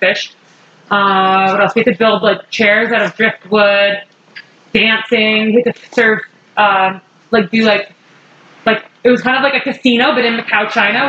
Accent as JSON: {"language": "English", "town": "Toronto", "region": "Ontario", "country": "Canada", "tie": "born or raised there", "said": "I grew up in Toronto"}